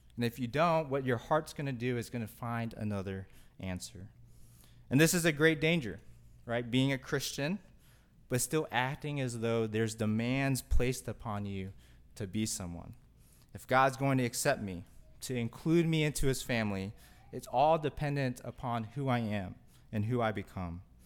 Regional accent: Kentucky, United States; growing up in Kentucky

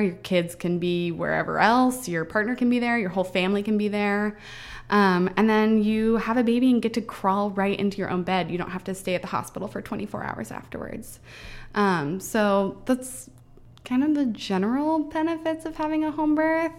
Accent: Kentucky, United States; moved away as an adult; now in Everett, United States; I'm from Kentucky, and, um, I, Doug and I both moved out here together about seven years ago. We've been together since high school

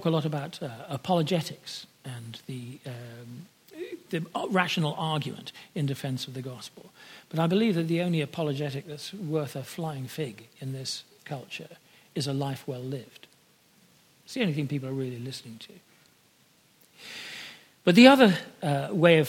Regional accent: United Kingdom; like myself, of being born British

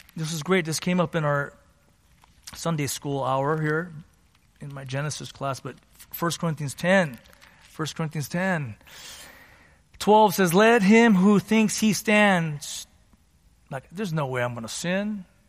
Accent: San Gabriel Valley, California, United States; I grew up in the San Gabriel Valley here and to immigrant parents

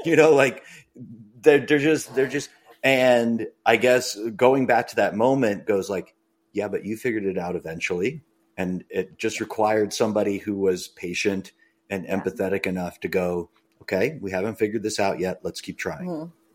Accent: Braintree, Massachusetts, United States; I grew up in Braintree, and I wanted to do high school swimming

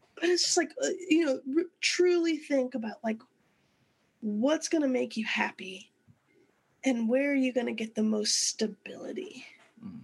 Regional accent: San Antonio, Texas, United States; we moved to San Antonio when I was in third grade

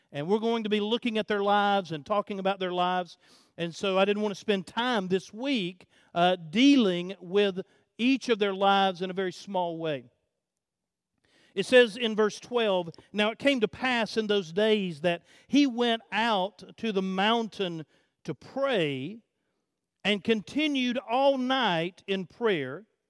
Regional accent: United States; being an American

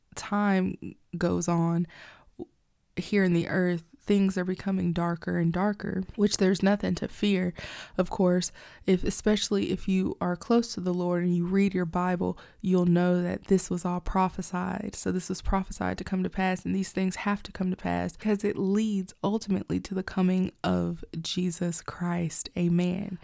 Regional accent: Alabama, United States; I grew up in Alabama. I mostly grew up in Alabama, like I went to school

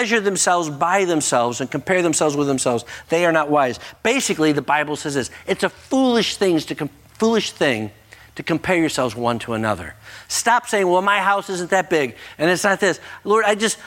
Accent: United States; as an American, I recognize I am blessed and highly favored.

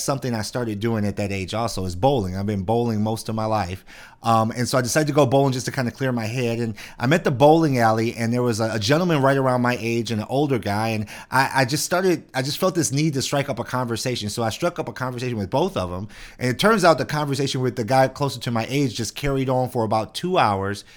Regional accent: Detroit, Michigan, United States; also born or lived in Shelby Township, Michigan; I grew up in Detroit. Lived in Detroit all my life

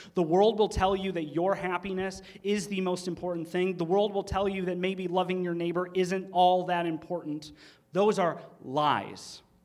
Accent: Michigan, United States; They don't they don't talk like we do in Michigan. They think we have an accent

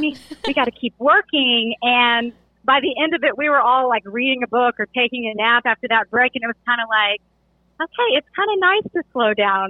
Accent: Hot Springs, Arkansas, United States; moved away as an adult; also born or lived in Missouri / Connecticut / China / Boston; now in Charlotte, United States; So I grew up in Hot Springs, Arkansas.

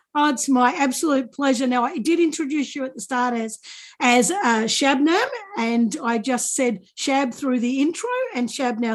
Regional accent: Australia; being Australian

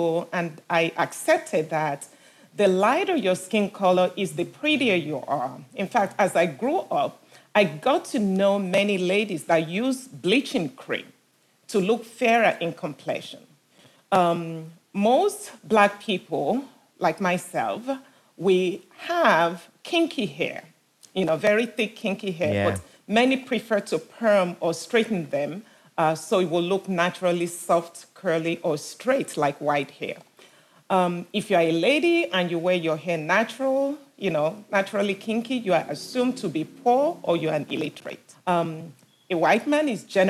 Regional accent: Nigeria; moved away; also born or lived in Enfield, London, England; about age five, me and my sister, we were taken back to Nigeria with my parents

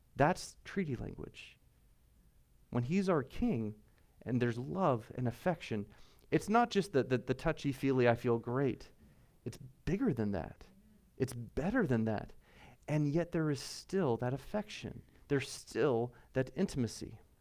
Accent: United States; I'm American

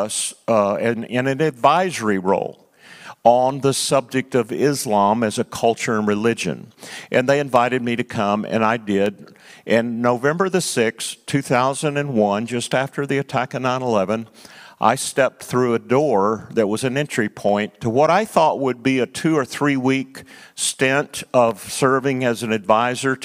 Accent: East Texas, United States; also born or lived in Nigeria; I'm just a preacher from East Texas

